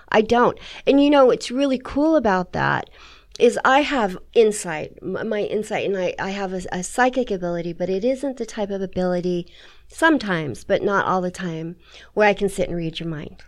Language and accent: English; San Jose, California, United States; moved away; I grew up in San Jose